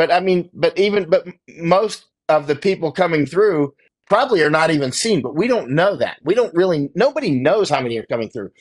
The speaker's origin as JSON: {"language": "English", "region": "Florida", "country": "United States", "tie": "born or raised there", "said": "watched Apollo 11 take off when I was a five. Right from Florida, I'm from Florida"}